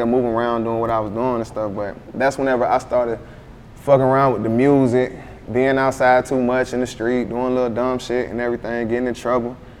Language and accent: English; Conway, South Carolina, United States; also born or lived in Myrtle Beach, South Carolina; I was born in Conway